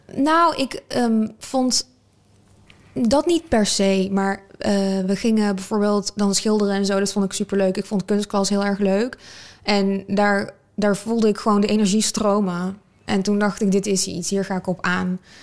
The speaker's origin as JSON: {"language": "Dutch", "region": "North Brabant", "country": "Netherlands", "tie": "born or raised there", "said": "Ik ben wel geboren in Nederland"}